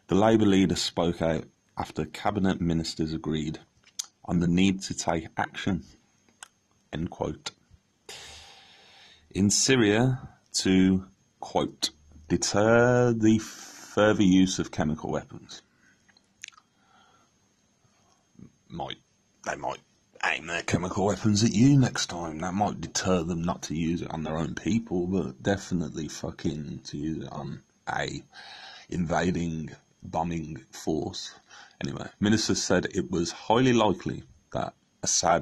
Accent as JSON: {"language": "English", "region": "England", "country": "United Kingdom", "said": "I am English"}